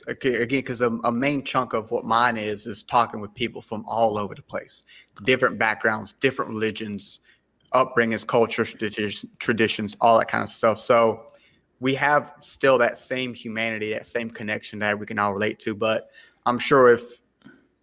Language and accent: English; South Carolina, United States; first language English; I'm from South Carolina, right? Born and raised in the South